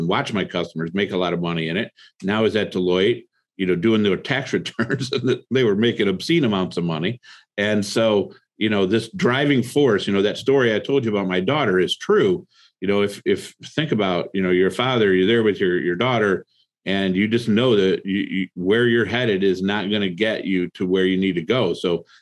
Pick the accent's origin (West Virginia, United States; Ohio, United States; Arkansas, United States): Ohio, United States; Toledo; also born or lived in Cleveland, Ohio; I grew up in Toledo, Ohio. Moved to Cleveland